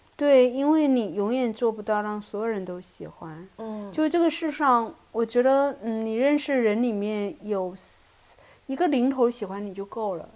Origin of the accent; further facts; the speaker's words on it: Fujian, China; 我们都是福建人